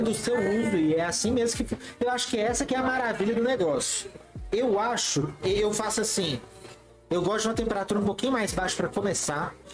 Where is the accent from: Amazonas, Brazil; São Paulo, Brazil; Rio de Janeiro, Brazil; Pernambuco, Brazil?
São Paulo, Brazil; Santos; now in Belo Horizonte, Brazil; estou em BH há dois anos, sou de Santos. nasci daqui, morei em Santos a vida inteira.